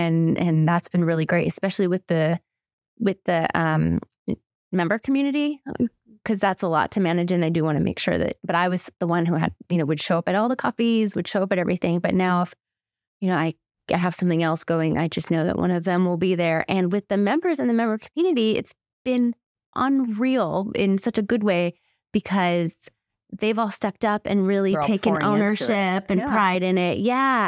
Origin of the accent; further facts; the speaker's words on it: California, United States; no, yes, I'm from California. Like, I say it with pride now.